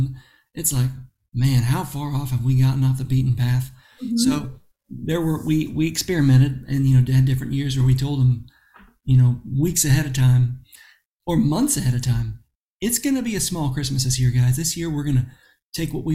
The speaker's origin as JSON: {"language": "English", "region": "Florida", "country": "United States", "tie": "born or raised there", "said": "growing up in Florida"}